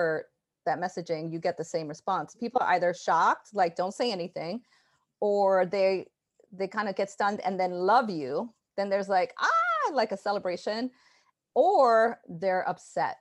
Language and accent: English; New York City, New York, United States; also born or lived in Brooklyn; I grew up in Jamaica, Queens, and now I'm in Brooklyn. So I never really left New York.